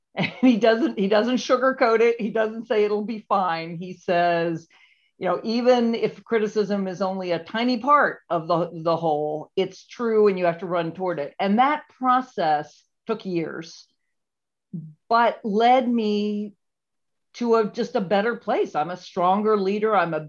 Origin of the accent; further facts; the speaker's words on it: Charlottesville, Virginia, United States; And I grew up in Charlottesville, Virginia, born in 1958